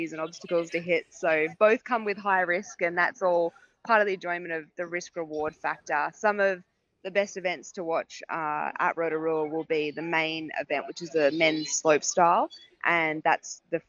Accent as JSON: {"language": "English", "country": "Australia", "said": "I'm obviously an Aussie"}